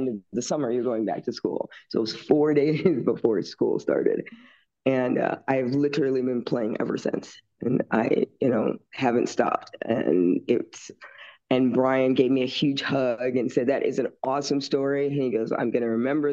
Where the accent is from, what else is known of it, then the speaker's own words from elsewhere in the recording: St. Louis, Missouri, United States; now in Las Vegas, United States; We grew up together in St. Louis